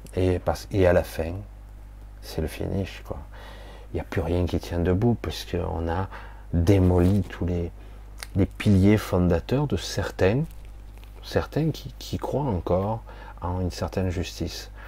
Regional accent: France; je suis né en France

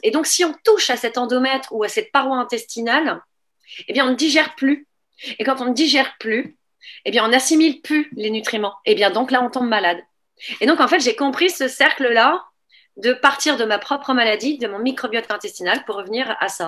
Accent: France; born there; also born or lived in Niger; et puis, donc, je suis née en France. Et euh, à partir de là, en fait, vu que mon père était militaire, eh bien, j'ai toujours voyagé.

